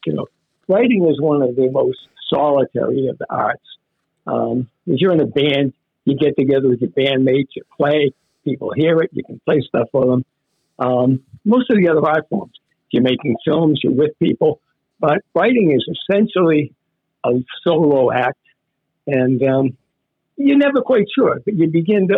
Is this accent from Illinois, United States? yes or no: no; Weymouth, Massachusetts, United States; also born or lived in Boston; Weymouth was my home turf, you know, born in Boston. But when I was very young, my family moved down to the South Shore